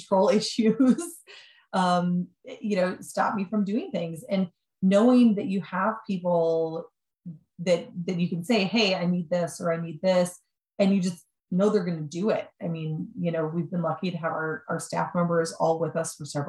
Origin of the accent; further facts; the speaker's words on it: Wisconsin, United States; now in Pittsburgh, United States; I'm from Wisconsin. I do not have any family in Pittsburgh